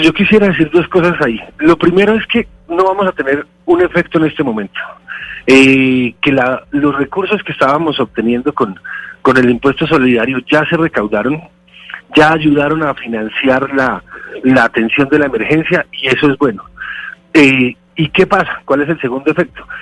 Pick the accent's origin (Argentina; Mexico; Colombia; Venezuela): Colombia; Bogotá; Yo soy bogotano